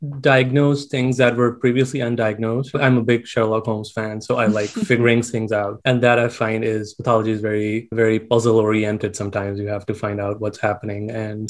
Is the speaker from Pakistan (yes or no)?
yes; Pakistan; moved away as an adult; now in Galveston, United States; So I was born and raised in Pakistan, medical school in Pakistan. Then I did my intern year there.